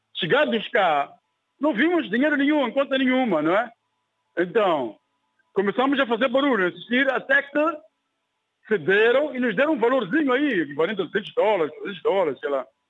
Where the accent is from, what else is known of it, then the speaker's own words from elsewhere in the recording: Mozambique; also born or lived in Germany; podia começar uma nova vida aqui na minha terra